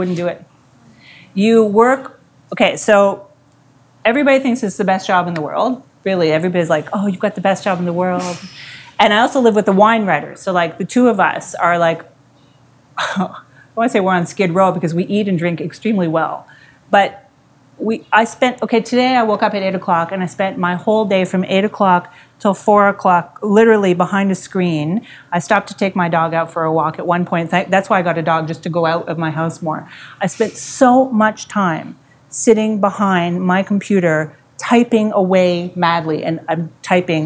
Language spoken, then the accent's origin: English; Montreal, Quebec, Canada; I'm English growing up in Montreal